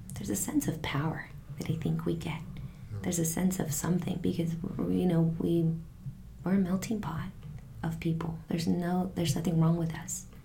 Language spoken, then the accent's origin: English; Santa Barbara, California, United States; also born or lived in Mexico City, Mexico; still very cultural and it's just kind of where I grew up